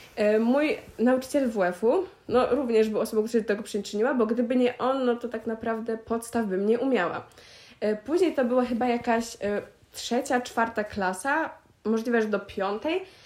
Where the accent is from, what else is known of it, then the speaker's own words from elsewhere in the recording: Pieniężno, Warmian-Masurian Voivodeship, Poland; do Pieniężna, mojego rodzinnego miasta